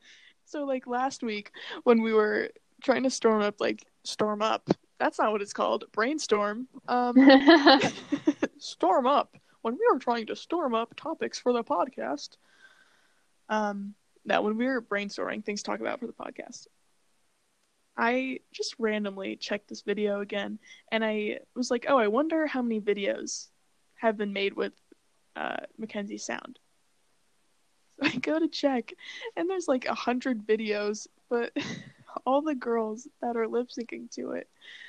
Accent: United States; I'm American.

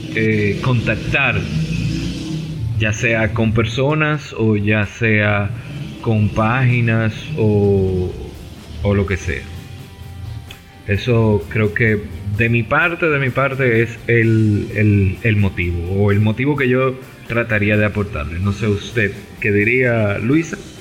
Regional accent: Santo Domingo, Distrito Nacional, Dominican Republic; somos de Santo Domingo, República Dominicana

